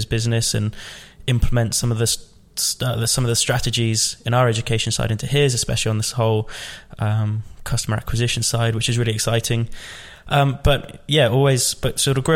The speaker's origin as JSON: {"language": "English", "town": "Rugby", "region": "West Midlands", "country": "United Kingdom", "tie": "born or raised there", "said": "I grew up in the Midlands, a place called Rugby"}